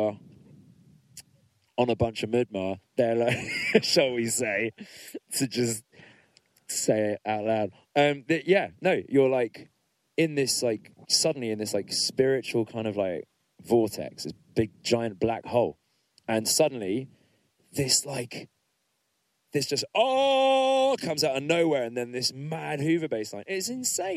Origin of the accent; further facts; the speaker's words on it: Middlesex, London, United Kingdom; I'm from Middlesex